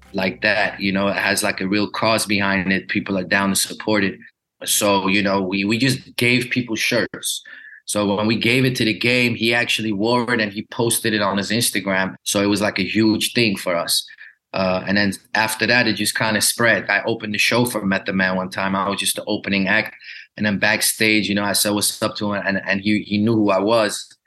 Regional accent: Glendale, California, United States; born there; Hij woonde in een eh, area in LA called Glendale, waar ik geboren ben, waar heel veel Armeniërs wonen.

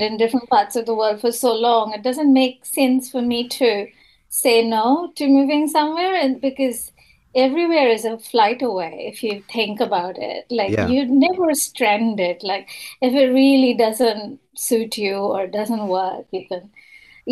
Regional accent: India; moved away as an adult; also born or lived in Singapore / Bangladesh; now in Wellington, New Zealand; I grew up, I'm Indian. I grew up in India. I was born in India. I left India in 2012.

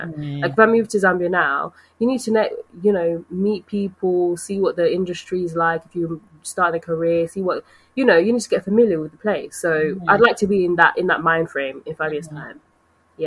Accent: United Kingdom; we've been brought up here

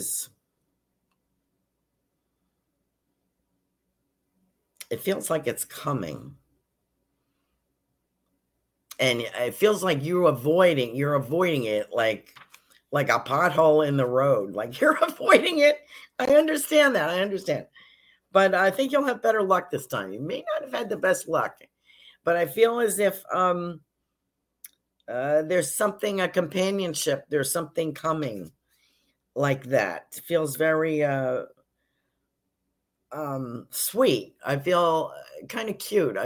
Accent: Yonkers, New York, United States; now in Sarasota, United States; I was born in Yonkers, which is outside of New York City

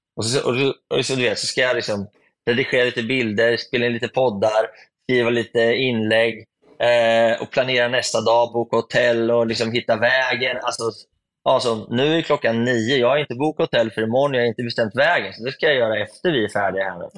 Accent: Sweden; hemma i Sverige

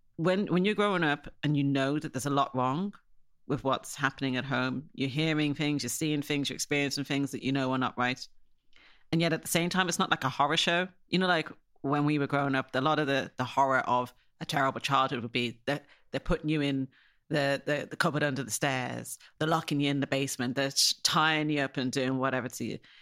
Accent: Ireland; now in Surrey, United Kingdom; when you were a black kid growing up in Ireland

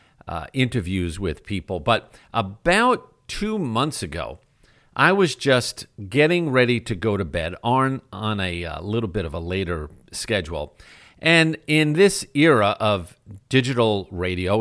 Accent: New York, United States; as a kid growing up in New York

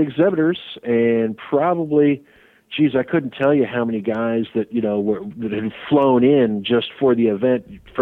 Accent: Sacramento, California, United States; moved away; going back to my hometown

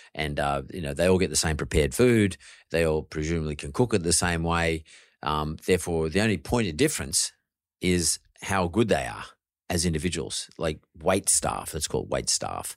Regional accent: Sydney, New South Wales, Australia; I grew up happy in Punch Bowl, uh, where I grew up

